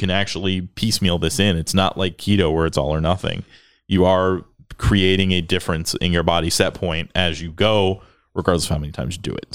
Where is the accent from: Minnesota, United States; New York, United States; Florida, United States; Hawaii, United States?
Florida, United States; now in Texas, United States; I grew up in Florida